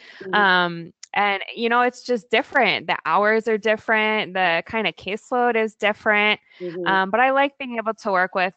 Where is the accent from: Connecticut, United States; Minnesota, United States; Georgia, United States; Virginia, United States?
Virginia, United States; also born or lived in California / Oregon / Maryland; now in Portland, United States; I grew up in Virginia, but we moved to the West Coast